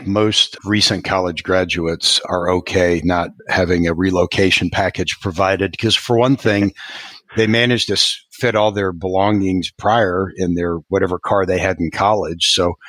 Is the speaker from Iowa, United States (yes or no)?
yes; Northern Iowa, United States; moved away as an adult; now in Houston, United States; I'm also from the Midwest, like you, from Northern Iowa.